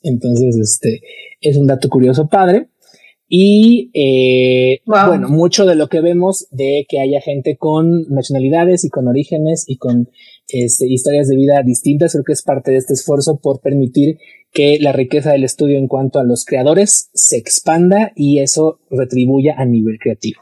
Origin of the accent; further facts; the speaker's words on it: Mexico; uno como mexicano